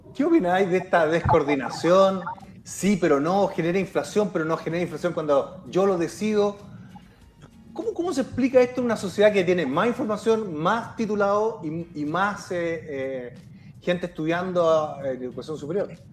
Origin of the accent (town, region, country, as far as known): Chile